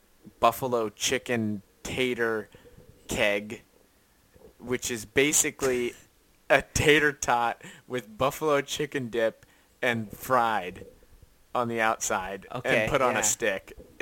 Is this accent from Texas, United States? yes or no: no; Lancaster County, Pennsylvania, United States; I am from Lancaster County.